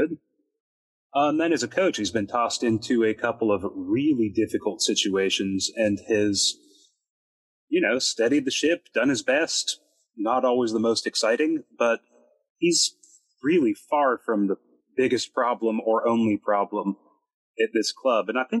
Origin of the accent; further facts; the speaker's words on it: Texas, United States; as a Texan